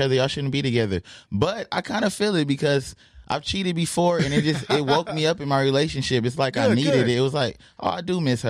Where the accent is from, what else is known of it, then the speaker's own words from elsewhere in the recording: Compton, California, United States; I am from Compton